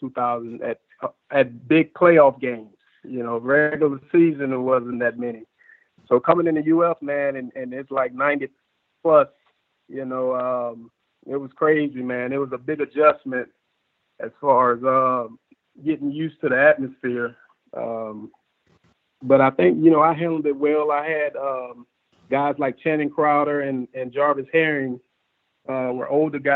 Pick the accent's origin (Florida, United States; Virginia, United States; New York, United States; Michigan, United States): Florida, United States; Sumter County; also born or lived in Bartow, Florida; I was born in Bartow, Florida. You know, my dad's side of the family is from Lakeland. So I used to live down there for quite up until like third or fourth grade is when I moved to Sumter County